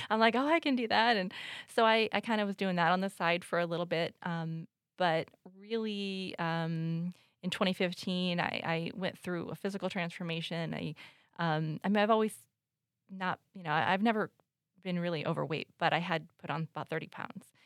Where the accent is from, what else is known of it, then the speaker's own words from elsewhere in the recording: United States; moved away; I grew up in the Quad Cities, but I moved away, um, for twenty-five years